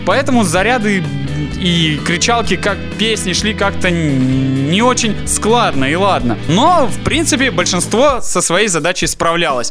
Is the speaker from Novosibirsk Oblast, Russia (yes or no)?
yes; Novosibirsk, Novosibirsk Oblast, Russia; мы были из Новосибирска